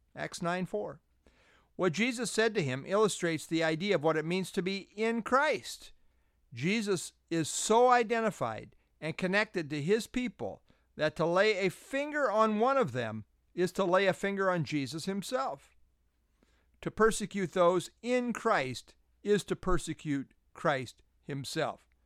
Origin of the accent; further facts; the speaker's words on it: United States; I identify as an American